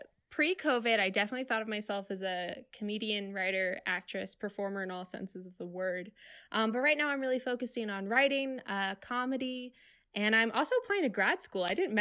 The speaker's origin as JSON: {"language": "English", "town": "Ocean City", "region": "New Jersey", "country": "United States", "tie": "born or raised there", "said": "I grew up in Ocean City, New Jersey, South Jersey."}